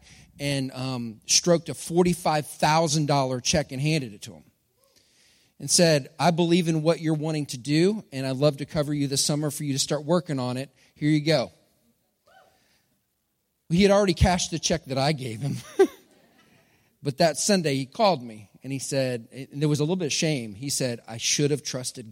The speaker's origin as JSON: {"language": "English", "region": "Texas", "country": "United States", "said": "I'm from Texas, and I grew up when stereo was a big thing"}